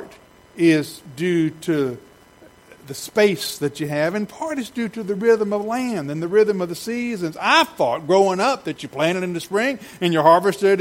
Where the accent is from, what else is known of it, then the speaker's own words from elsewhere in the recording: Savannah, Georgia, United States; I grew up in Savannah.